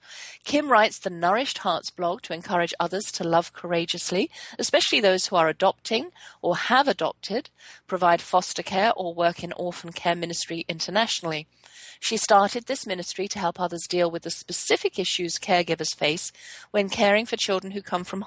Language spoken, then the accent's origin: English; England, United Kingdom; also born or lived in Germany; I was born in Germany, so I grew up fluent in both German and English until I was six. And then when my parents brought us back to England, lost my German